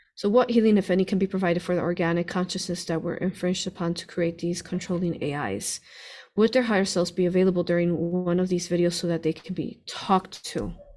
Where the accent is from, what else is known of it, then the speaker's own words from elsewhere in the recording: Chicago, Illinois, United States; we grew up in Chicago, him